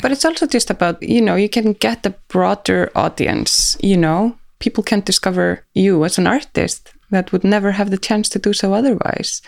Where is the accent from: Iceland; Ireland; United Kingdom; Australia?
Iceland; Reykjavik, Capital Region; here in Reykjavik